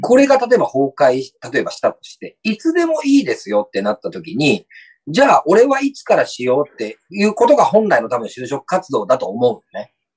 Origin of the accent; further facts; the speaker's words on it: Shimonoseki, Yamaguchi, Japan; 僕ら下関市民もお金を出せばそういう学習ができる